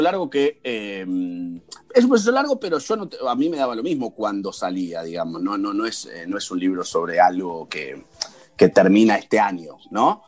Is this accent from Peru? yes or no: no; Argentina; nosotros como argentinos